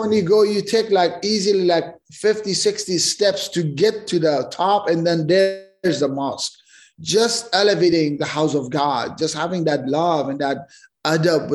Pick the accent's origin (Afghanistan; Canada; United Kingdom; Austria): Afghanistan; we grew up in Afghanistan